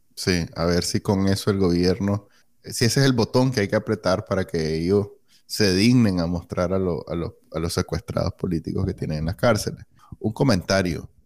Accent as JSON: {"language": "Spanish", "country": "Nicaragua", "moved": "as an adult", "said": "cuando salí de Nicaragua en el 2009, en 2019"}